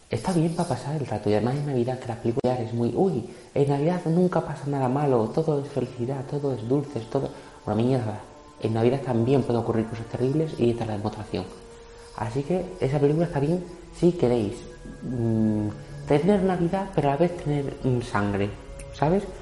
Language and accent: Spanish; Extremadura, Spain; yo soy extremeño, no tengo por qué saber inglés, pero bueno.